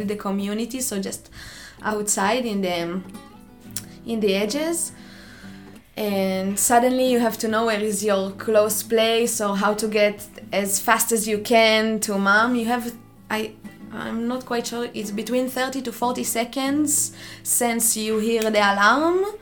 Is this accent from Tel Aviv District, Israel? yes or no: no; near Jerusalem, Jerusalem District, Israel; moved away as an adult; I'm coming from Israel. I was born next to Jerusalem in a small village um, where I lived all my life until I was 18, 20, something.